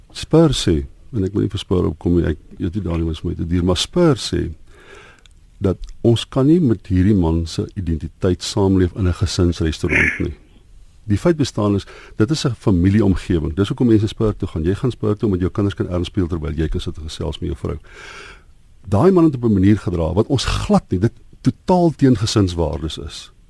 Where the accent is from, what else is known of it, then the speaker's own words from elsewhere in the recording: South Africa; ons as wit Suid-Afrikaners